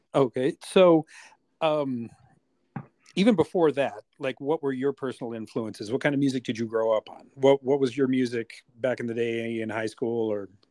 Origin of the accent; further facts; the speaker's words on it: United States; I'm American